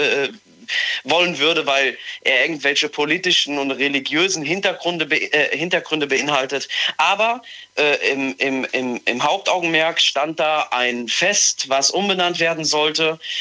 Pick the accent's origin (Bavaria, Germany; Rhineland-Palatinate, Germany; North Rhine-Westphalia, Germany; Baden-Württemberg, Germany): Rhineland-Palatinate, Germany; Mayen; ich komme aus Mayen